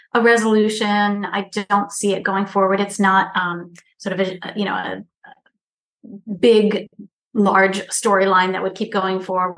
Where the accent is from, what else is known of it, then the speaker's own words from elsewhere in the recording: Virginia, United States; also born or lived in Dallas, Texas; I'm from the South, but I'm from Virginia, actually, which is a different part of the South.